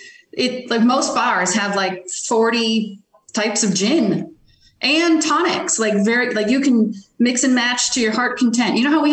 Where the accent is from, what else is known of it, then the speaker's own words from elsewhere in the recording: Midwest, United States; I'm from the Midwest.